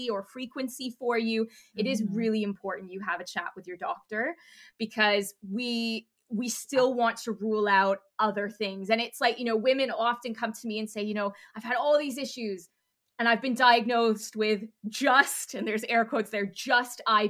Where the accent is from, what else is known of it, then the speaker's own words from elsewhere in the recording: Canada; now in United Kingdom; I'm Canadian, so I tend to say doctor before GP, but we're here in the UK.